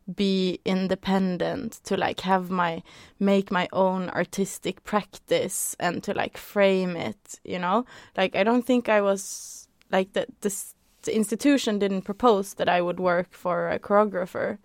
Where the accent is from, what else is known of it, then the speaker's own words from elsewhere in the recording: Norway; I grew up in Norway